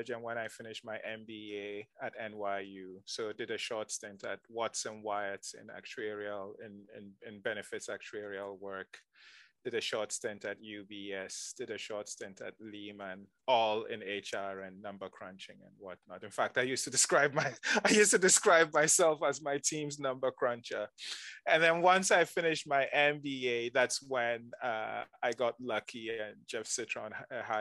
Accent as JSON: {"language": "English", "country": "Nigeria", "tie": "born or raised there", "also_born_or_lived": "Ghana", "moved": "as an adult", "lives_now": "United States", "said": "During the oil boom, my dad got a job in Nigeria. And so he moved the family to Nigeria. And so I grew up in Nigeria"}